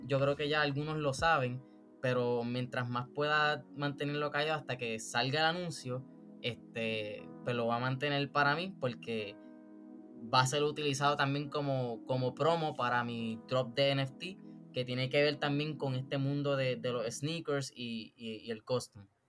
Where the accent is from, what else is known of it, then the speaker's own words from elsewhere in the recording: Puerto Rico; yo soy un, artista puertorriqueño